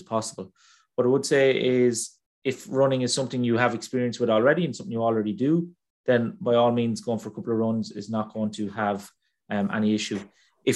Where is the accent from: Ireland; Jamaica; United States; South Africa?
Ireland; I'm Irish